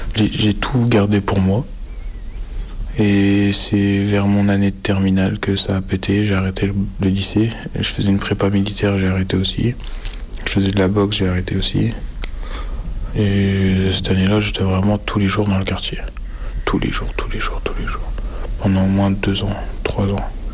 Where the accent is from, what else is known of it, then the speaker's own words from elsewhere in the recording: Brest, Brittany, France; je vis à Brest euh, depuis que je suis né